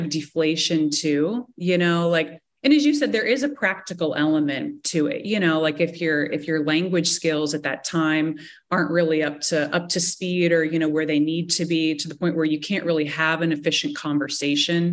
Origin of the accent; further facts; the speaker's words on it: Cincinnati, Ohio, United States; first language English; moved away as an adult; also born or lived in Amsterdam, Netherlands / Geneva, Switzerland; I was in Cincinnati going to school, my hometown